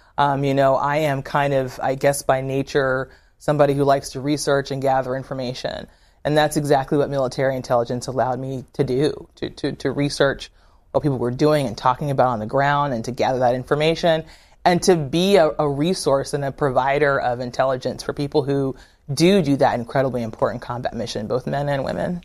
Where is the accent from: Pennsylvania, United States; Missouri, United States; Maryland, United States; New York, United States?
Maryland, United States; Severn; I grew up in Severn, Maryland, Anne Arundel County, Maryland